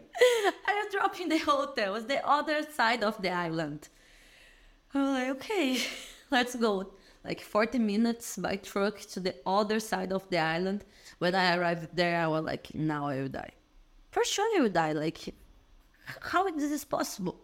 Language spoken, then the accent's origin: English; Belo Horizonte, Minas Gerais, Brazil; English is a second language; moved away as an adult; also born or lived in Araxá / China / Australia / Italy; now in Dublin, Ireland; I'm from Araxá, but I lived there all my life in Belo Horizonte